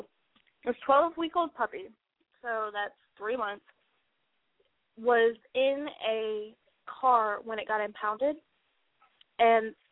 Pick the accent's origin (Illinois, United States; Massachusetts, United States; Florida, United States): Florida, United States; Orlando; I grew up in the Orlando area